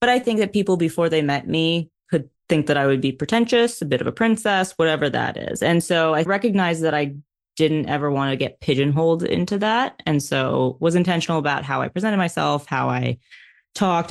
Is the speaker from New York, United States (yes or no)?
yes; New York, United States; a New Yorker in racing